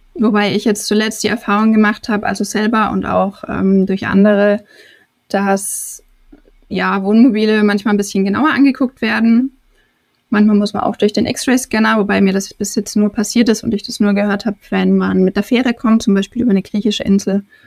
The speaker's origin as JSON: {"language": "German", "country": "Germany", "said": "ich deutsch wie ich bin"}